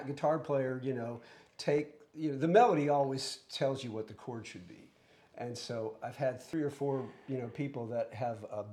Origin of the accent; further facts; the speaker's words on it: Gulf Coast, United States; moved away; I grew up musically on the Gulf Coast